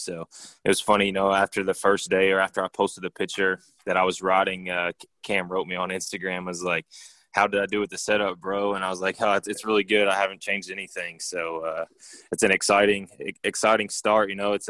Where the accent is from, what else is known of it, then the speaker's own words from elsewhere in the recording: Texas, United States; I grew up racing down in Texas in the CMRA classes for like 2 or 3 years